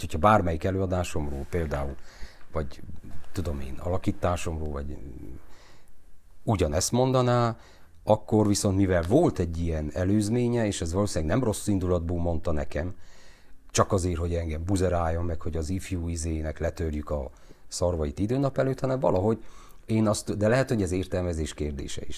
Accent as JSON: {"language": "Hungarian", "country": "Romania", "tie": "born or raised there", "said": "ahol én felnőttem, az a forradalom negyed, a régi augusztus 23"}